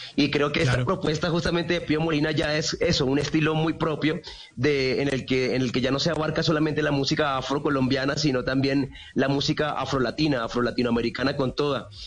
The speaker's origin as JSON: {"language": "Spanish", "town": "Barrancabermeja", "region": "Santander", "country": "Colombia", "tie": "born or raised there", "moved": "as an adult", "lives_now": "Bogotá, Colombia", "said": "A los ocho años arranqué cantando músicas tradicionales de allá del Magdalena Medio. Yo soy de Barrancarmeja, Santander"}